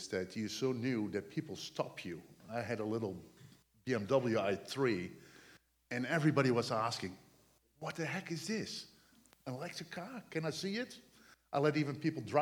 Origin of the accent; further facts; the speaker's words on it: Netherlands; English is a second language; moved away as an adult; now in United States; I came from the Netherlands.